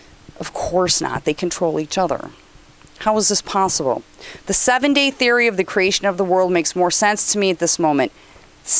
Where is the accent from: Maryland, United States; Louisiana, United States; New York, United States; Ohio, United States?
New York, United States; I'm from New York